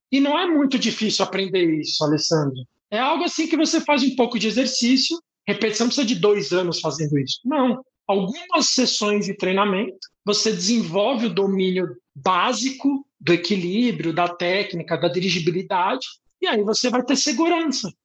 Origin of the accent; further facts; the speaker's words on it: São Paulo, Brazil; é onde eu fui criado